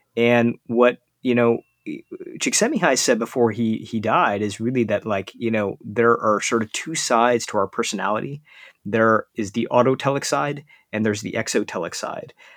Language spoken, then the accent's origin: English; United States; as an Indian kid growing up in the United States